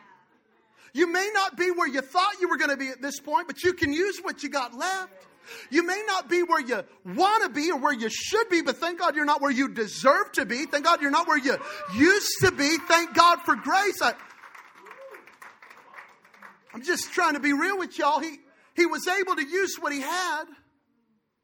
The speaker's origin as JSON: {"language": "English", "town": "Belen", "region": "New Mexico", "country": "United States", "tie": "born or raised there", "said": "I was born in Belen, New Mexico, in a trailer park"}